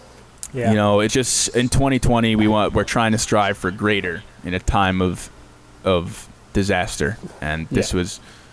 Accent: Hewlett, New York, United States; we're not Jewish ourselves, but we come from an area and a school district where there's a lot of Jewish people. We're from Hewlett. There's a lot of Jewish people that live around here

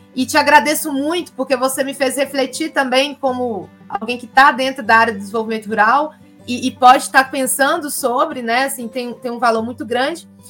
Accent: Minas Gerais, Brazil; a gente, enquanto é, mineiro, no caso aqui, do Vale do Jequitinhonha ou Norte de Minas

